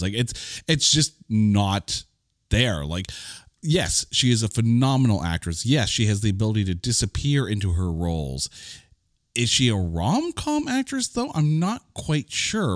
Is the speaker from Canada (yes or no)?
yes; Canada; I, I'm Canadian